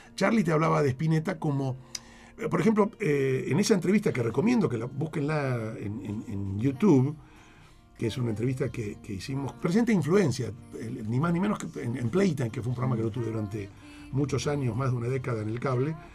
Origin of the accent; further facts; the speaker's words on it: Argentina; yo soy el periodista argentino que lo entrevistó a McLaughlin